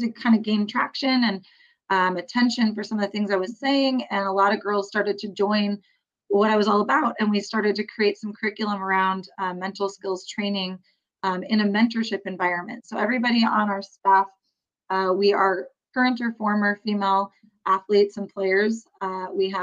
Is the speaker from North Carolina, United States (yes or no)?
no; Bay Area, California, United States; I grew up in the Bay Area